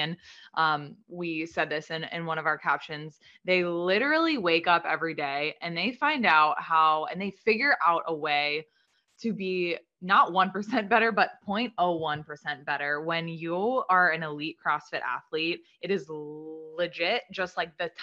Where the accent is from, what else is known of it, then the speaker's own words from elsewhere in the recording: Boston, Massachusetts, United States; we're from Boston.